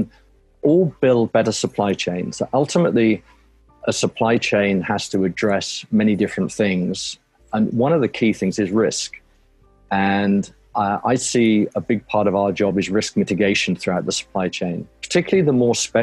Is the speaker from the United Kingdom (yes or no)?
yes; United Kingdom; moved away as an adult; now in North Carolina, United States; I'm a Brit originally, and moved over to the U.S. Nearly 20 years ago